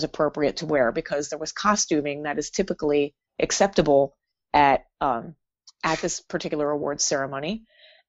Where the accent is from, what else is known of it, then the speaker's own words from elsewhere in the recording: Philadelphia, Pennsylvania, United States; I live in Philadelphia, and I can't always leave my hometown